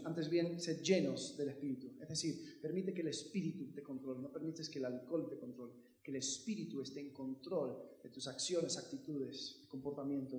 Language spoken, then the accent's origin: Spanish; United States; Yo crecí en Estados Unidos